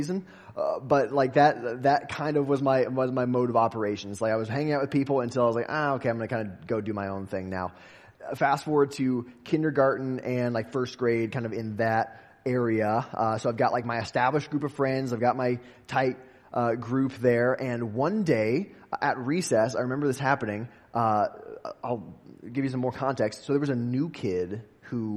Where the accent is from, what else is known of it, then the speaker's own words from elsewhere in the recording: West Des Moines, Iowa, United States; I grew up in West Des Moines, Iowa